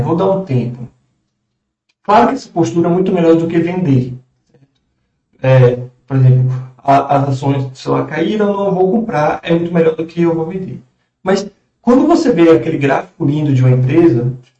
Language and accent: Portuguese; Brazil; nós, como brasileiros